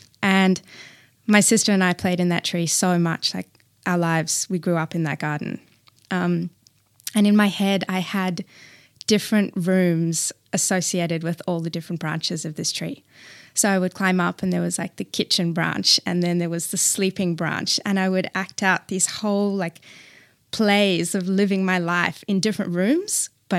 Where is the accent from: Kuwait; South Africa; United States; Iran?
South Africa; Johannesburg, Gauteng; now in Melbourne, Australia; The house where I grew up in Johannesburg had a really big, beautiful back garden.